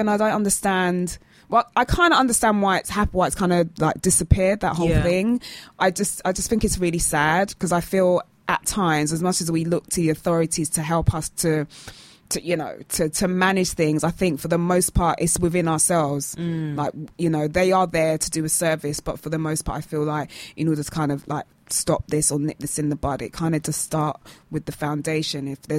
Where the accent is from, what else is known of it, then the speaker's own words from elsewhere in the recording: United Kingdom; Stiff upper lip because we're British